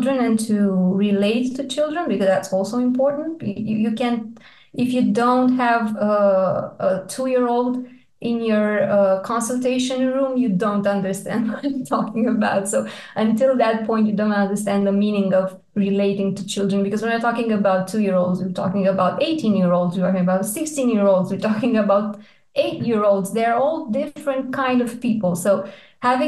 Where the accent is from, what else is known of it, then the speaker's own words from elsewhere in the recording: Iași, Iași County, Romania; moved away as an adult; now in Bucharest, Romania; I did my med school in Iași. It's my hometown.